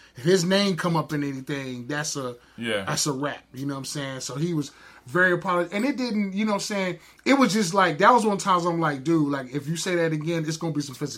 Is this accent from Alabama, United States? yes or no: no; New Jersey, United States; But I'm from Jersey